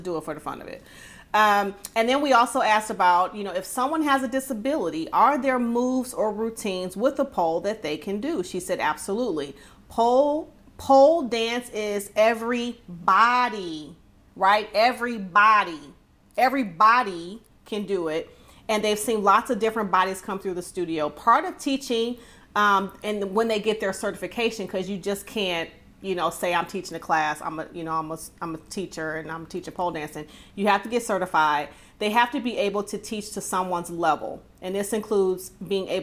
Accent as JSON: {"language": "English", "town": "Detroit", "region": "Michigan", "country": "United States", "said": "I'm from Detroit"}